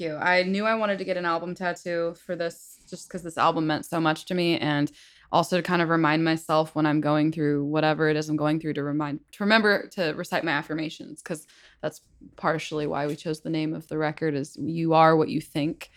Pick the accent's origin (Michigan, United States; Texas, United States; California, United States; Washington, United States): Washington, United States; Battle Ground; I am from a town called Battleground, Washington